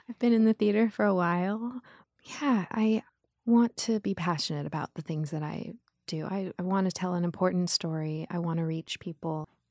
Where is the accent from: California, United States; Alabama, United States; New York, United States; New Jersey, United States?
California, United States; Los Angeles; I grew up in Los Angeles, Beverly Wood, to be exact. It was West L